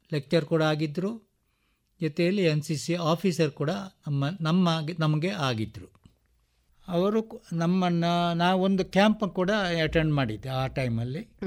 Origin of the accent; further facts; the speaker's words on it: Vitla, Karnataka, India; ನಾನು ವಿಟ್ಲ ಮೂಲ ಮೂಲದಂದು ವಿಟ್ಲ ವಿಟ್ಲದಿಂದ ಒಳಗಡೆ ಮೂರು ಕಿಲೋಮೀಟರ್ ಒಳಗಡೆ ಮಡತ್ತಾರು ದರ್ಬೆ ಅಂತೇಳಿ ನನ್ನ ಜನ್ಮಸ್ಥಳ ಬಾಲ್ಯ ಪ್ರೈಮರಿ ಶಾಲೆಯೆಲ್ಲ ಅಲ್ಲೇ